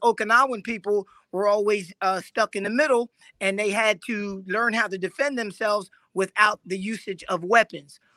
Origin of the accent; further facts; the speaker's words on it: Philadelphia, Pennsylvania, United States; moved away as an adult; now in Raleigh, United States; I'm originally from Philadelphia